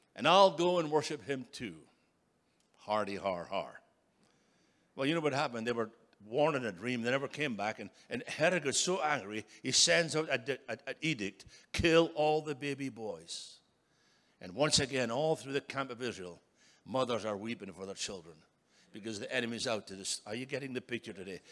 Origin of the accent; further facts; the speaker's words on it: Scotland, United Kingdom; moved away as an adult; now in United States; I was brought up in Scotland